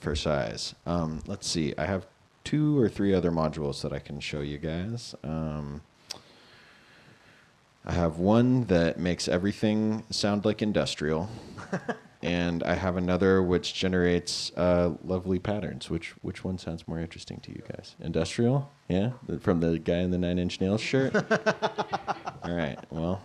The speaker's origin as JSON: {"language": "English", "region": "Northern California", "country": "United States", "tie": "born or raised there", "moved": "as an adult", "lives_now": "Los Angeles, United States", "said": "I grew up in NorCal"}